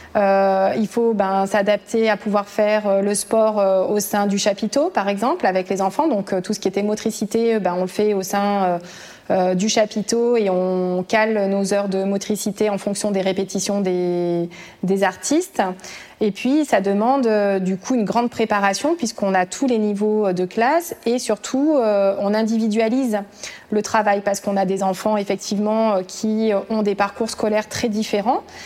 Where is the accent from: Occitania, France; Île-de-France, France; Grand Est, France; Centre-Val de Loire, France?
Occitania, France; Aubrac; moved away as an adult; je suis originaire de l'Aubrac